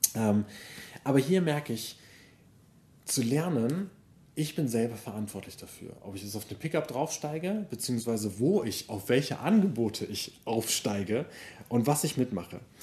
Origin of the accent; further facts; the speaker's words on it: Germany; ich bin, genau, in Deutschland aufgewachsen, deutsche Familie